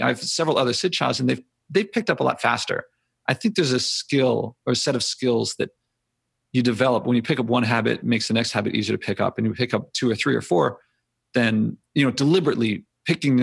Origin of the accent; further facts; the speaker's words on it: Philadelphia, Pennsylvania, United States; I grew up in Philly.